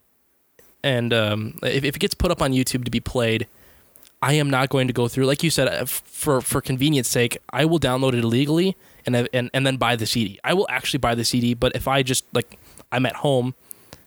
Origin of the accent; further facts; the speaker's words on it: United States; I'm American